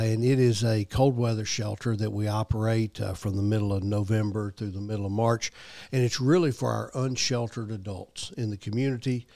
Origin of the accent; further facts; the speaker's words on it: Memphis, Tennessee, United States; moved away as an adult; now in Murfreesboro, United States; I'm from Memphis originally, but I've been here in Murfreesboro for, gosh, a little over thirty years now